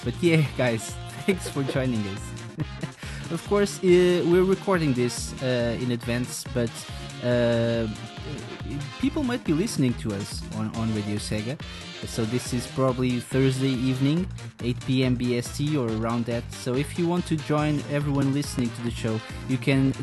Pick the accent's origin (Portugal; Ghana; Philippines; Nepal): Portugal; I'm from Portugal.